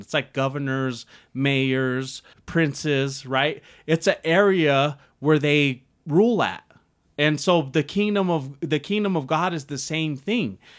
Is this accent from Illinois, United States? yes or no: no; Denver, Colorado, United States; moved away as an adult; also born or lived in Brighton, Colorado; I ended up moving to Brighton, Colorado when I was from South Denver